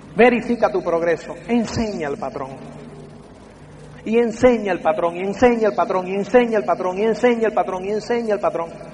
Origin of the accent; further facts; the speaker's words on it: Cuba; soy cubano